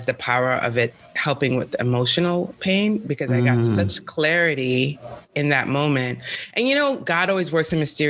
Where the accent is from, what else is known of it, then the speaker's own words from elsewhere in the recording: New York City, New York, United States; moved away as an adult; also born or lived in San Francisco; now in California, United States; I'm from New York City